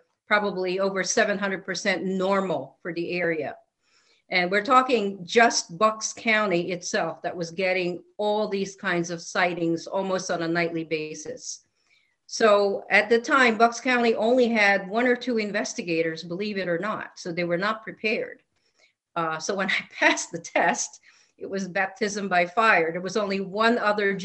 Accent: Philippines; now in Connecticut, United States; I was actually born and raised in a country that had a lot of, you name it. We had cryptids. We had flying, whatever they were. We had demonic infestations. We also had Bigfoot, believe it or not, in the tropical forests of the Philippines

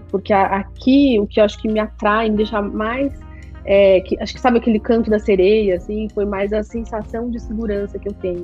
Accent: São Paulo, Brazil; now in Miami, United States; eu cresci, nasci na Vila Madalena

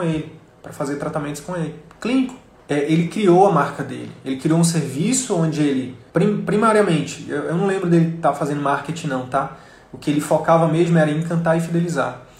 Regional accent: interior of Piauí, Brazil; moved away; lá do interior do Piauí, que é a minha terra natal

